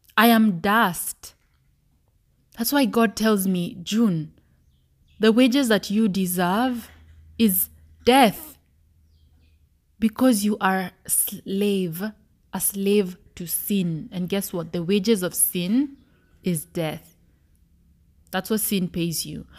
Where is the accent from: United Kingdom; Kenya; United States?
Kenya; As a Kenyan